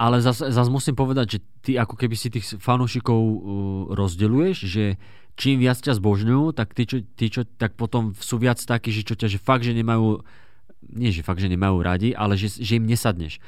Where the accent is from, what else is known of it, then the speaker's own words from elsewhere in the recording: Dubnica nad Váhom, Trenčín Region, Slovakia; u nás v Dubnici nad Váhom